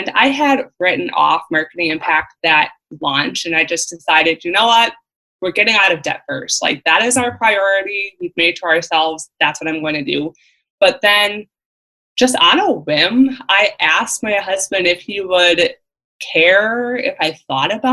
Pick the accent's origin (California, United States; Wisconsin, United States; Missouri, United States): Wisconsin, United States; Central; I am from Central Wisconsin